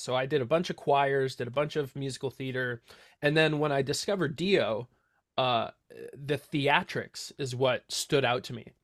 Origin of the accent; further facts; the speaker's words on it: Santa Cruz, California, United States; now in Watsonville, United States; born and raised in Santa Cruz, grew up in the same house for my entire life